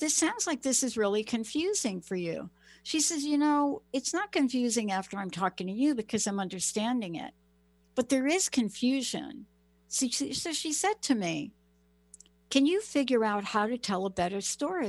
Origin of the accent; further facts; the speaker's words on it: United States; now in Seattle, United States; I'm from New York and New Jersey. I'm from the East Coast.